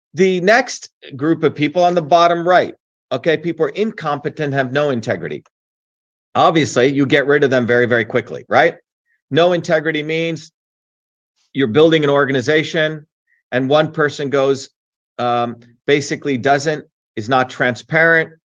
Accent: New Jersey, United States; also born or lived in India; I grew up in New Jersey of everyday working people

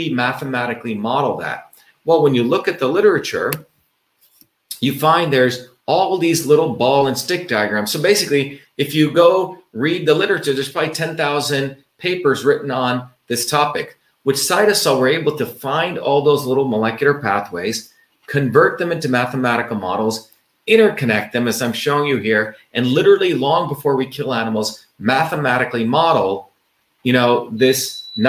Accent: India; moved away; growing up in the Indian village

